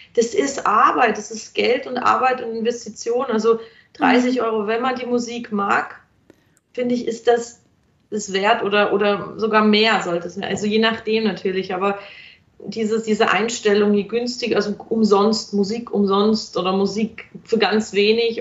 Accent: Germany; moved away as an adult; now in Vienna, Austria; ich gehe jetzt nach Wien, weil ich komme aus Deutschland

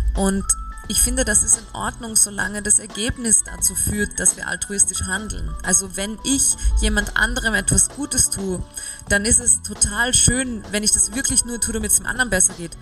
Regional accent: Salzburg, Austria; moved away as an adult; also born or lived in Vienna; wenn man in Salzburg aufwächst und Schauspielerin werden möchte als Kind

